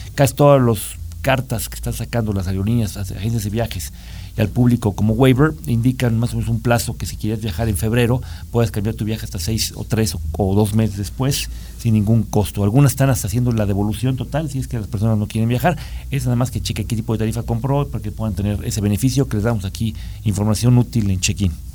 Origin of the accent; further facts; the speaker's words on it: Mexico; como mexicano